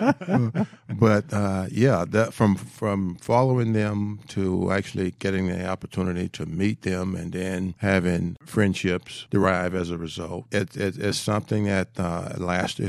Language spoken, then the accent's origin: English; Miami, Florida, United States; I was Miami born and raised